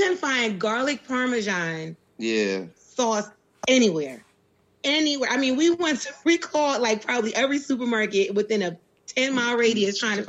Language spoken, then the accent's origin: English; Philadelphia, Pennsylvania, United States; we're from Philly